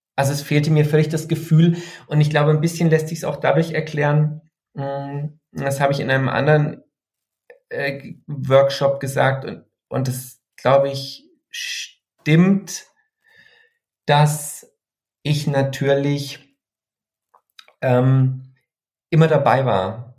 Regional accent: Freiburg area, Baden-Württemberg, Germany; in einer Gegend, die ich ja kannte, weil ich da aufgewachsen bin im Freiburger Umland, die eher konservativ ist

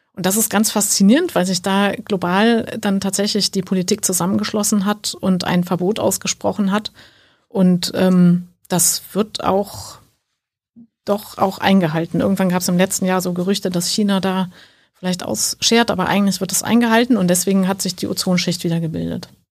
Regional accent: Sankt Augustin, North Rhine-Westphalia, Germany; Ich komme äh, aus St. Augustin, das ist ein äh, kleiner Ort in der Nähe von Bonn

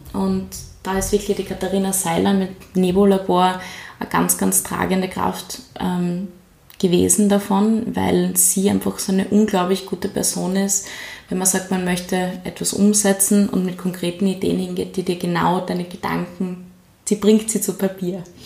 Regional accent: Graz, Styria, Austria; also born or lived in New York; Bin einfach aufgewachsen in Graz und lebe immer schon in Graz

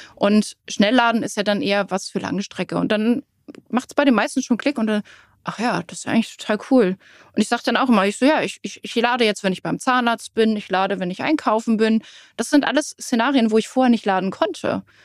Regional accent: Rellingen, Schleswig-Holstein, Germany; ich wohne in Relling.

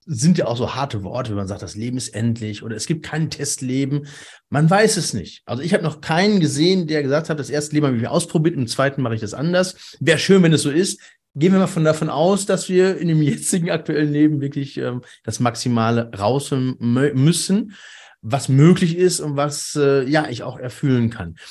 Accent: Cologne, North Rhine-Westphalia, Germany; wir sind ja aus dem Kölner, Kölner Raum

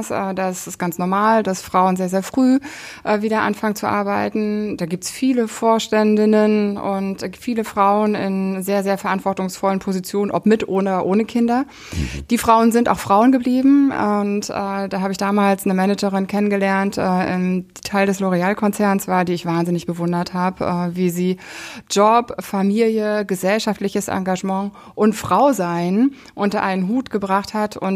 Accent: East Germany, Germany; Ich bin im Osten aufgewachsen. Ich bin mit einem anderen Modell aufgewachsen, damit auch mit einem anderen Umfeld.

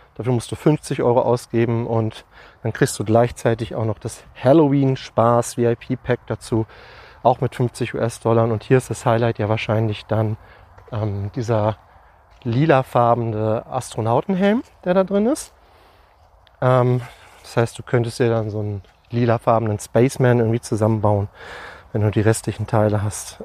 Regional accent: Lüneburg, Lower Saxony, Germany; bei uns in Lüneburg

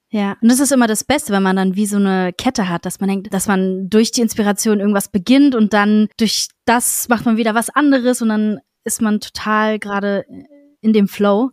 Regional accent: Berlin, Germany; bin aus Berlin und mache Musik

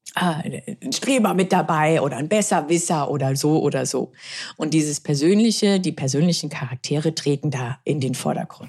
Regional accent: Germany; wir sind aus Deutschland zu zweit, Dr. Amelie Schönenwald und ich

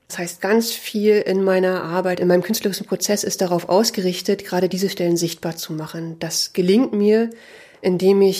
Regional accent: Berlin, Germany; born there; now in Leipzig, Germany; Ich wurde 1980 in Ostberlin geboren. Ich bin 2003 zum Studium nach Leipzig gekommen.

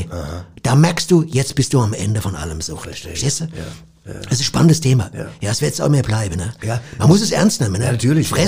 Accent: Cologne, North Rhine-Westphalia, Germany; Also ich komme ja aus Köln und ich habe ständig das Verlangen nach einer halben Hahn.

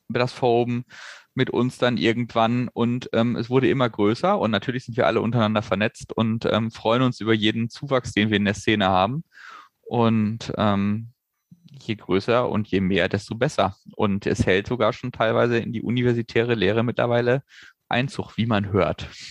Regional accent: Hanover, Lower Saxony, Germany; wir beide gebürtig aus Hannover kommen

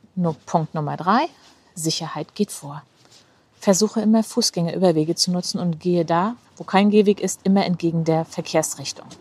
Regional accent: Rostock, Mecklenburg-Vorpommern, Germany; meine Heimatstadt Rostock

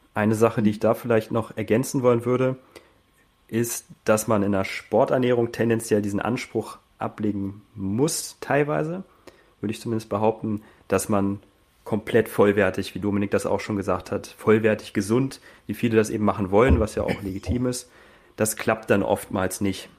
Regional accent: Hanover, Lower Saxony, Germany; moved away as an adult; also born or lived in Burgdorf / Hildesheim; now in Austria; Komme ursprünglich aus Hannover, Hildesheim und bin jetzt im Oktober nach Österreich ausgewandert

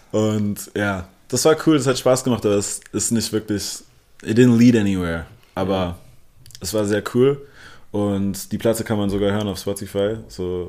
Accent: Berlin, Germany; first language English; German is a second language; Also ich bin gebürtiger Berliner und ja. lebe mein ganzes Leben hier. Also meine Muttersprache ist zwar Englisch, aber Deutsch folgte so okay. dicht dahinter

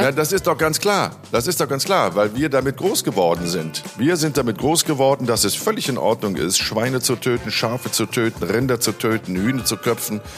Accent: Rhineland, Germany; wie man bei uns im Rheinland sagt

